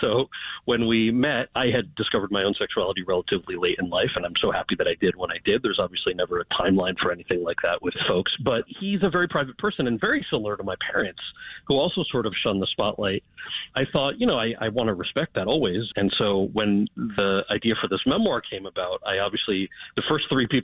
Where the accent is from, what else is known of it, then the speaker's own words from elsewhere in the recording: outside of New York City, United States; I grew up outside of New York City